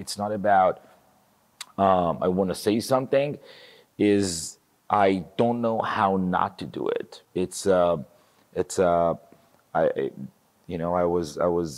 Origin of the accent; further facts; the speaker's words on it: Jerusalem, Jerusalem District, Israel; now in Los Angeles, United States; I'm from Southeast Jerusalem, so okay. I grew up in a place that have a very similar beliefs as the people who live in the settlements.